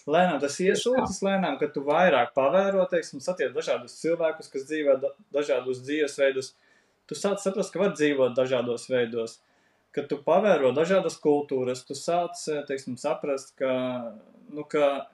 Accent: Latvia; esam latvieši

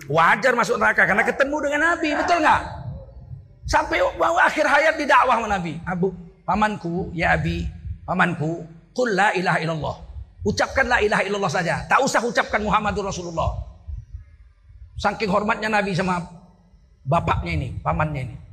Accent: Indonesia; Orang Melayu juga menyebut pamannya itu ayah. Saya orang Melayu. Kami kalau memanggil saudara bapak kami, ayah.

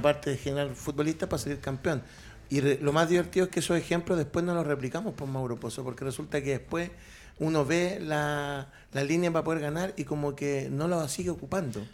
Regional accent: Chile

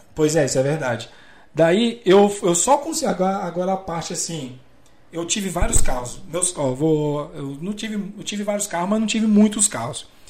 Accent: Cidade Ocidental, Goiás, Brazil; moved away as an adult; also born or lived in Brasília; now in interior of São Paulo, Brazil; Eu sou natural de Brasília. Né? É. moro aqui no interior de São Paulo, já tem uns. Vai pra 7, 8 anos

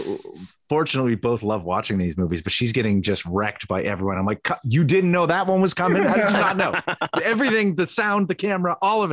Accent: Canada; But I'm from Canada, man.

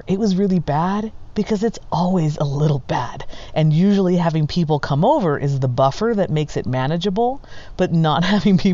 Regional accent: California, United States; now in Reno, United States; our home state where we grew up in California. And we feel the effects of it here in Nevada as we are in Reno

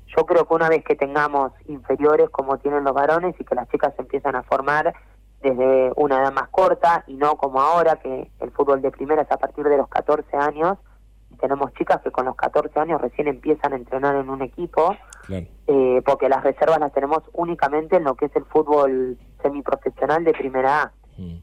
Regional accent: Quilmes, Buenos Aires Province, Argentina; Yo soy de Quilmes

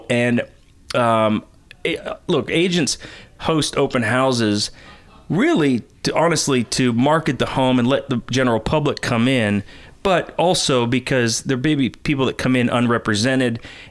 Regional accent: Pittsburgh, Pennsylvania, United States; moved away as an adult; also born or lived in Jacksonville, Florida / San Francisco Bay Area / Washington, D.C.; now in Nashville, United States; so I moved to Nashville from Washington, D.C. after living in Jacksonville, Florida, then back home where I grew up in Pittsburgh, then to the Bay Area for several years, and then D.C.

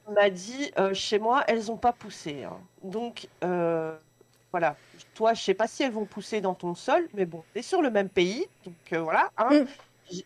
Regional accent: Belgium; je suis belge

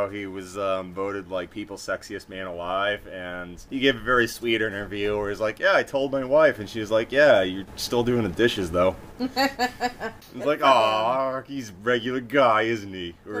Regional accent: Massachusetts, United States; accent: masshole

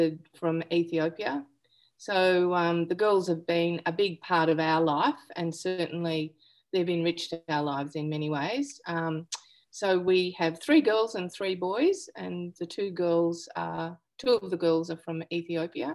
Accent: Omeo, Victoria, Australia; now in South Gippsland, Australia; I was born in the Omeo Hospital and I spent my early years on Bundara Station, which is 13 gateways from the Blue Duck

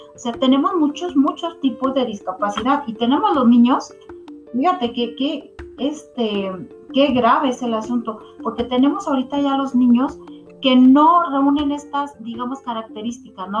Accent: Mexico; nosotros eh, como mexicanos

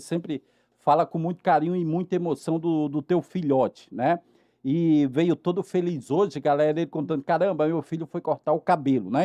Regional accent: Natal, Rio Grande do Norte, Brazil; now in Rio de Janeiro, Brazil; Mas eu sou de Natal, no Rio Grande do Norte, né? E, meninos, nasci com uma paralisia cerebral

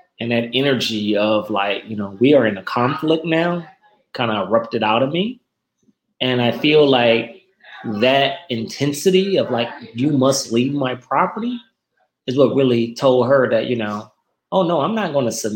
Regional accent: Normandy, Missouri, United States; I grew up on 106 in Normandy and went to Central Park High and Henry Clay Junior High School and Washington High School in my life

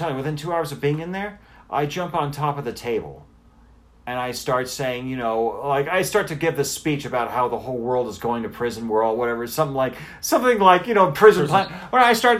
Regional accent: California, United States; yeah, I'm from California, deal with it

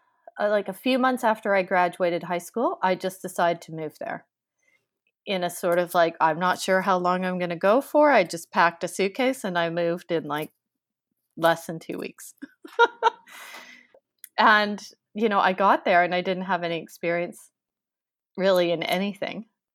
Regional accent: New Westminster, British Columbia, Canada; also born or lived in London, United Kingdom; I grew up in New Westminster, so pretty much Vancouver, very close. I grew up in New West. I have lived here, and I've lived in England quite a bit.

